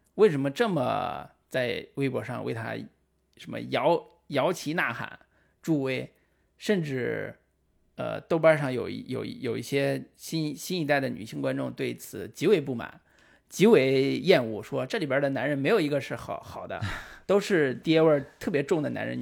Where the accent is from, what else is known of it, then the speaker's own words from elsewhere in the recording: Henan, China; moved away as an adult; also born or lived in Beijing; 我是河南的。